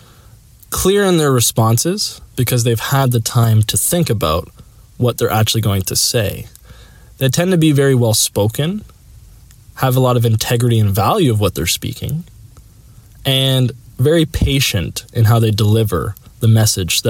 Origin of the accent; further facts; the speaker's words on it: Sarnia, Ontario, Canada; also born or lived in Whitby, Ontario; my hometown is Sarnia, which is 3 hours from there